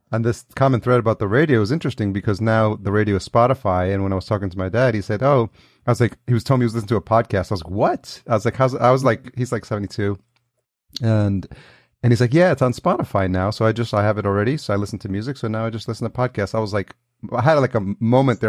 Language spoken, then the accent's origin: English; Yonkers, New York, United States; now in Los Angeles, United States; I grew up in Yonkers